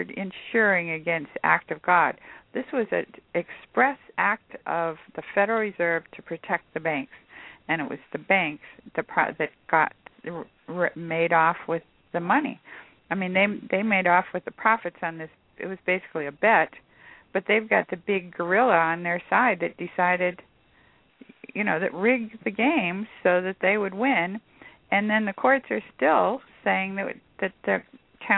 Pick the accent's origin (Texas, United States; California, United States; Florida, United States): California, United States; I'm from California